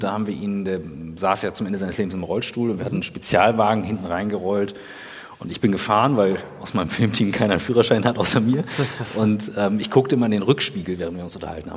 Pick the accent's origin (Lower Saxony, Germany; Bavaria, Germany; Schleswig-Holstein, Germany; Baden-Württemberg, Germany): Schleswig-Holstein, Germany; Kiel; bei uns in Kiel